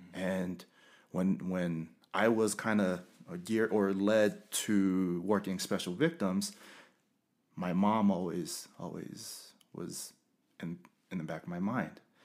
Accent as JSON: {"language": "English", "town": "Carson", "region": "California", "country": "United States", "tie": "born or raised there", "also_born_or_lived": "West Valley City, Utah", "moved": "yes", "said": "I'm originally from Los Angeles, uh, Carson, California, and I love where I'm from."}